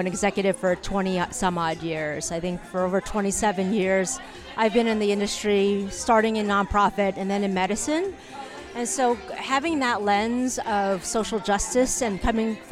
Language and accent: English; United States; being Asian American, yep. Chinese American